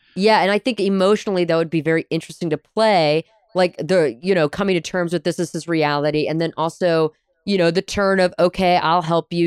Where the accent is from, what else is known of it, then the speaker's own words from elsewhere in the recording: United States; as an American living in the 21st century